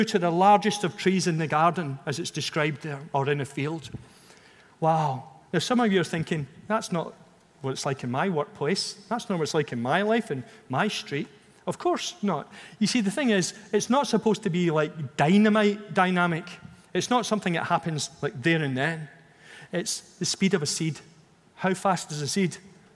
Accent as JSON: {"language": "English", "region": "Scotland", "country": "United Kingdom", "moved": "yes", "lives_now": "England", "said": "as a Scot"}